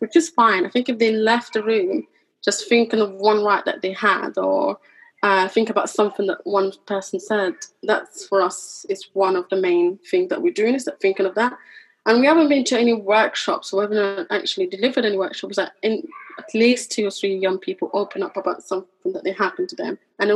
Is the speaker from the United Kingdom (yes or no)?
yes; London, United Kingdom; I grew up in East London, you know, I understand struggle. I was a migrant kid myself